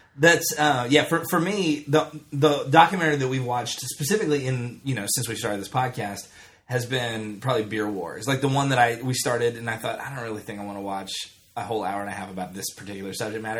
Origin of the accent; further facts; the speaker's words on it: United States; as an American